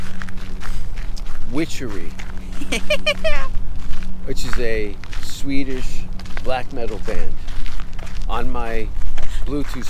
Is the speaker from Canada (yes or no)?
yes; Canada; moved away as an adult; also born or lived in London, United Kingdom / New York, United States; now in Austin, United States; when I was a kid, being Canadian